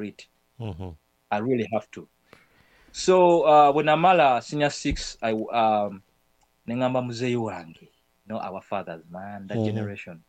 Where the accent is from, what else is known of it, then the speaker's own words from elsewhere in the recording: Kampala, Central Region, Uganda; I'm from Luzira